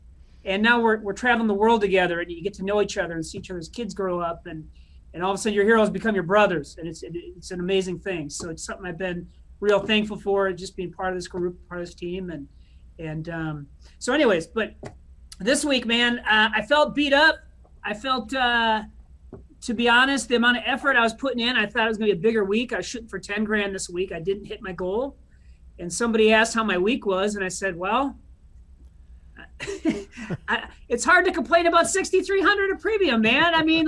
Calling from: West St. Paul, Minnesota, United States; I'm calling you from the Johnson International Headquarters and Dance Hall, which is located in West St. Paul, Minnesota, which is south of St. Paul

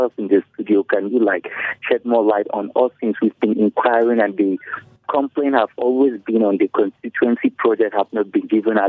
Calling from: Mangu, Plateau, Nigeria; calling from Mangu.

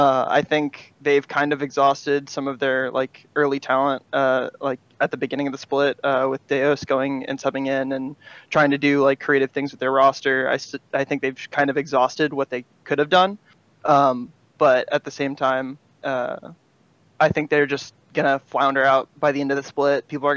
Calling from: Pensacola, Florida, United States; Pensacola, Florida.

